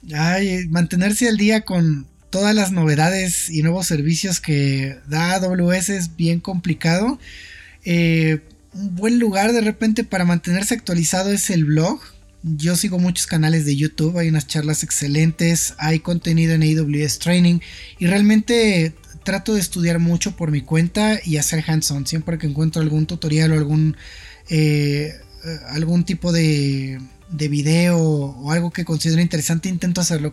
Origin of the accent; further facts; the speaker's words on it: Mexico City, Mexico; soy originario de la Ciudad de México